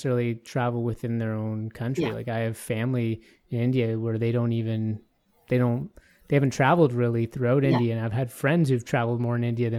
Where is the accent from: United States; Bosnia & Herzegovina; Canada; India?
Canada; Toronto, Ontario; now in Edmonton, Canada; grew up in Toronto, and I went to Raptors games there